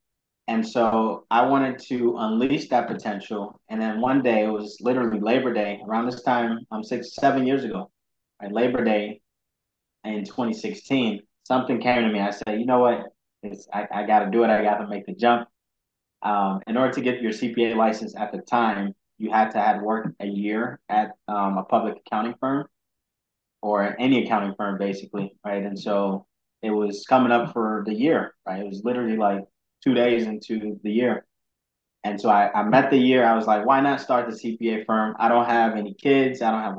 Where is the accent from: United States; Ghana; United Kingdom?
Ghana; Yeah, so basically, I was born and raised in Ghana, which is very entrepreneurial. A lot of entrepreneurs in Ghana.